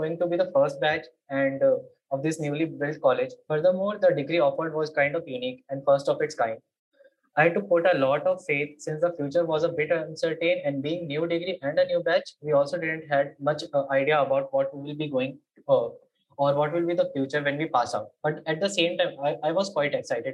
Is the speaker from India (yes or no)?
yes; Patna, Bihar, India; I hail from Patna, Bihar.